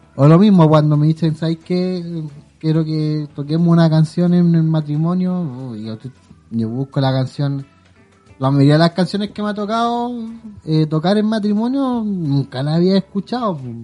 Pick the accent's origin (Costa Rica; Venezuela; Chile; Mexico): Chile; Quilicura, Santiago Metropolitan Region; yo soy de Quilicura